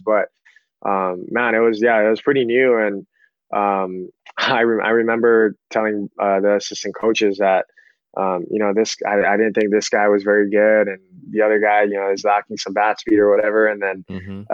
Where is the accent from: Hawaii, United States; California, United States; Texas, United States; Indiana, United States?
Hawaii, United States; also born or lived in Sacramento / Menlo College; born and raised in Hawaii.